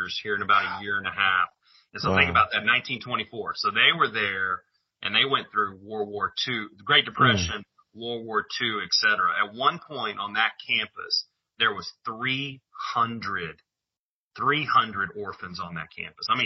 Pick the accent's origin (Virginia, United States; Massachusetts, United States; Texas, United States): Texas, United States; Kerrville; also born or lived in San Angelo, Texas / Ballinger, Texas / Auckland, New Zealand; I was born in Kerrville, Texas. Went to the Kerrville Church of Christ. That's where all my family attends